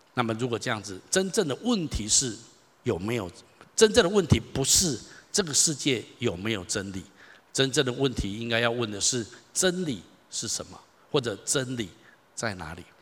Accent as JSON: {"language": "Chinese", "town": "Taichung", "country": "Taiwan", "tie": "born or raised there", "said": "我从小在台中长大，我读立行国小、双十国中、台中一中、东海大学"}